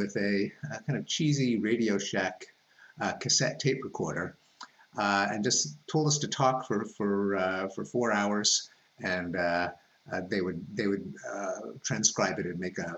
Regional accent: Montreal, Quebec, Canada; moved away as an adult; I grew up in Montreal

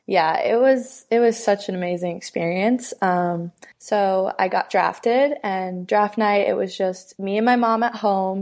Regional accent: Massapequa, New York, United States; I grew up in Massapequa, New York, which is on Long Island.

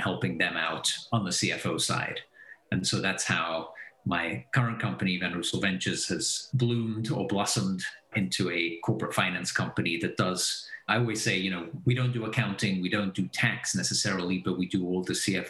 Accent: Belgium; moved away as an adult; also born or lived in England / Texas / San Francisco / New York; now in Silicon Valley, United States; I was born in Belgium, so I'm Belgian originally. My mother's English, my dad's Belgian. Went to school in Belgium

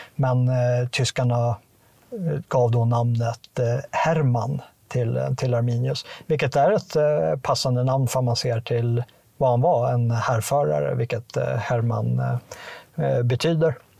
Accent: Sweden; som, som svensk

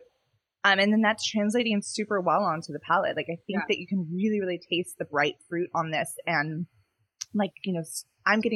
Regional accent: Pasadena, California, United States; I grew up here in Pasadena

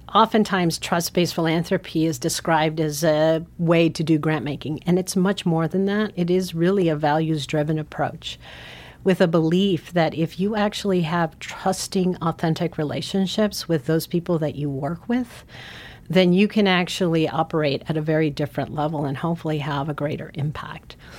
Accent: San Francisco, California, United States; moved away as an adult; also born or lived in Guatemala; now in Montana, United States; I actually grew up in San Francisco

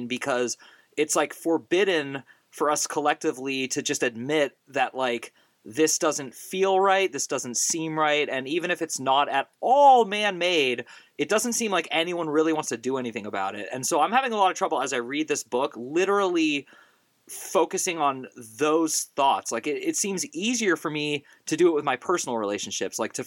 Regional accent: the Bay Area, California, United States; moved away; growing up in the Bay Area

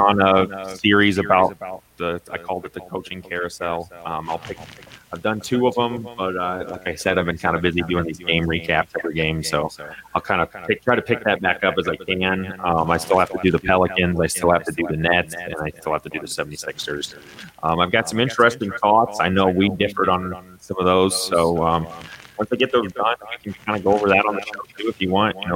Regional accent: Indiana, United States; I'm from Indiana

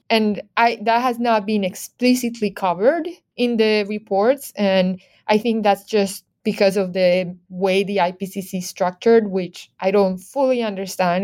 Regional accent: Medellín, Antioquia, Colombia; moved away; I'm originally from Medellin, Colombia.

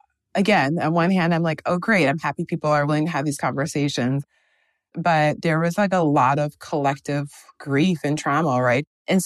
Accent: Midwest, United States; And I think growing up in the Midwest and then going to a school where I was the only like Black girl in my class

